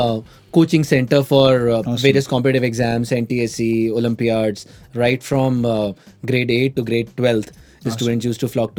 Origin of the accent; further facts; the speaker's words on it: Indore, Madhya Pradesh, India; moved away; I hail from a place called Indore in Madhya Pradesh.